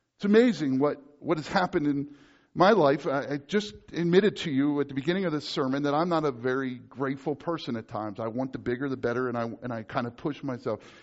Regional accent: United States; me as an American

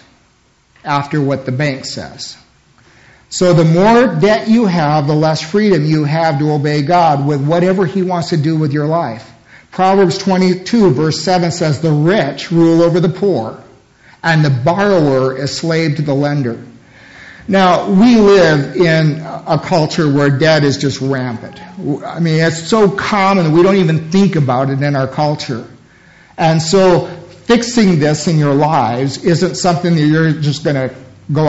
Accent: United States; as American Christians

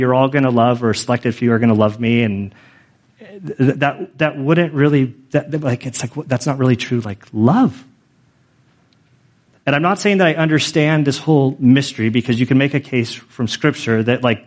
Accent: Carmel, California, United States; I was born in Carmel, California, in 1974

